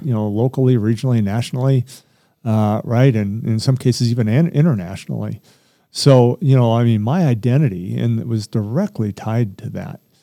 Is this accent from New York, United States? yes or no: no; Littleton, Colorado, United States; also born or lived in Huntington Beach, California; I'm from Littleton. As I'm an old Littleton guy, and grew up for most of my years here.